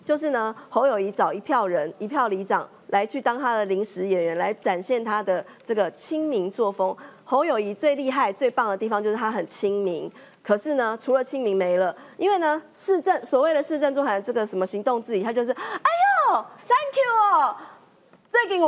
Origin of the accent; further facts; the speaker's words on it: Taiwan; 我们是真真诚诚的面对我们台湾的人民，我们台湾人民赋予我们的使命